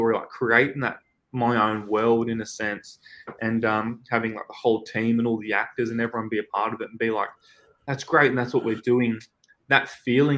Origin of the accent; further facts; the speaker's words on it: Newcastle, New South Wales, Australia; moved away as an adult; now in Sydney, Australia; here in our hometown in Newcastle, but we're about 2 hours away from Sydney, where I'm living at the moment.